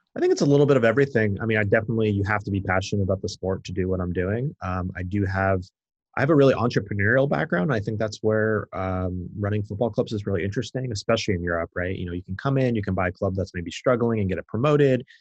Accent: United States; I'm an American.

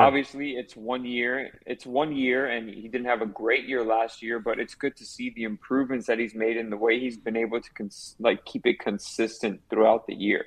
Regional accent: Miami, Florida, United States; born and raised in Miami

